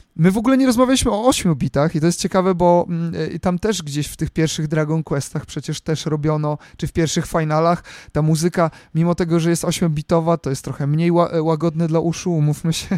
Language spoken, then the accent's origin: Polish; Poland; jestem z Polski